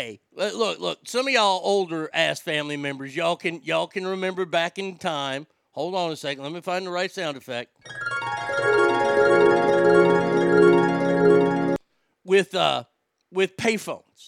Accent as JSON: {"language": "English", "region": "Texas", "country": "United States", "said": "I'm from Texas"}